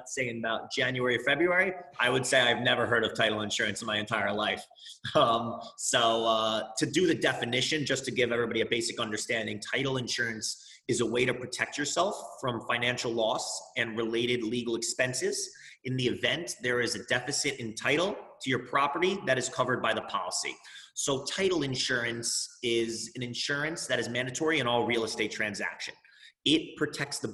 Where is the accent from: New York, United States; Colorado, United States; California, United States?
New York, United States; Roslyn; also born or lived in Indiana; now in New York City, United States; I'm born and raised in Rosslyn, New York. It's on Long Island